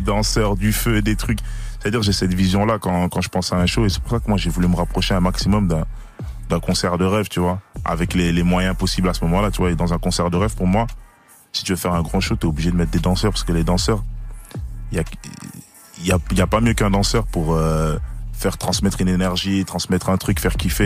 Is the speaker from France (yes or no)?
no; Liège, Wallonia, Belgium; je suis de Belgique à Liège